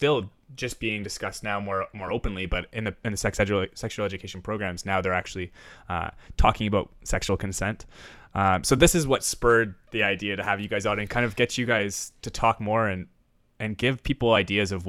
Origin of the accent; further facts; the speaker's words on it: Ontario, Canada; I'm from Ontario